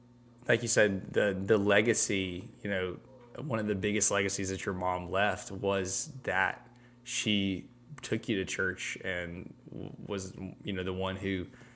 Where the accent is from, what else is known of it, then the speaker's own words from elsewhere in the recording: Enterprise, Alabama, United States; my hometown's claim to fame is that we have the only statue dedicated to a bug. So I think that it's the Bull Weevil in Enterprise.